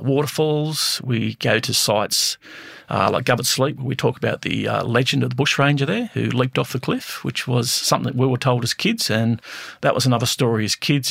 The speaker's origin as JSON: {"language": "English", "town": "Blackheath", "region": "New South Wales", "country": "Australia", "tie": "born or raised there", "said": "growing up in Blackheath as a kid, um, we lived in a haunted house"}